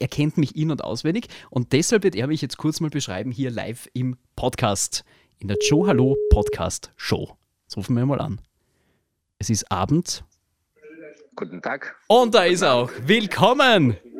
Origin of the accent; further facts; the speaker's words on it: Villach, Carinthia, Austria; Ich bin ja auch aus Kärnten, aus Villach.